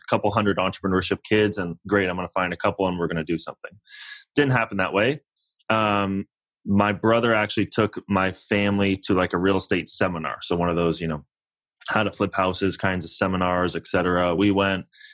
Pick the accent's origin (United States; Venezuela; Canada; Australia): United States; San Francisco Bay Area, California; moved away as an adult; now in Los Angeles, United States; I grew up in the San Francisco Bay Area